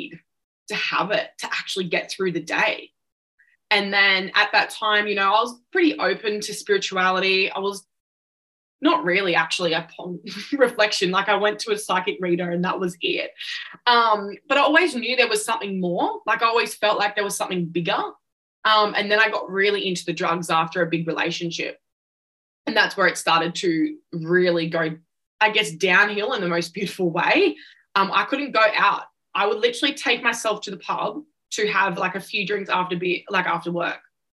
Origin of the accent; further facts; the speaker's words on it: Central Coast, New South Wales, Australia; I was born on the Central Coast, which is an hour south of Newcastle